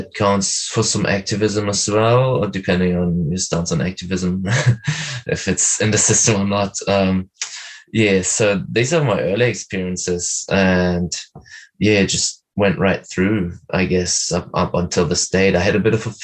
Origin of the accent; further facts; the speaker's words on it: Berlin, Germany; I'm from Berlin